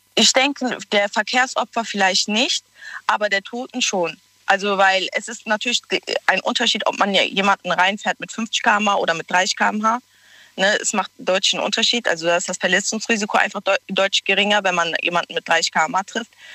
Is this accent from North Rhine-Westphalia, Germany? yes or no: yes; Cologne, North Rhine-Westphalia, Germany; ich bin aus Köln